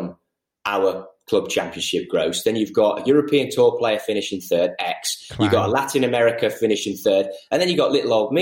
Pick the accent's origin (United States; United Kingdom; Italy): United Kingdom; the Wirral, North West England; moved away; I'm from the Wirral, so my stomping ground is Cheshire, Lancashire